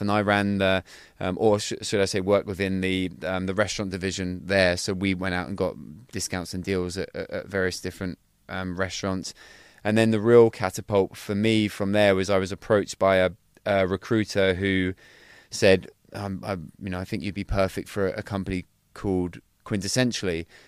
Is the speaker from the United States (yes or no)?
no; Cornwall, South West England, United Kingdom; I'm originally from Cornwall, so down in, in, in Cornwall.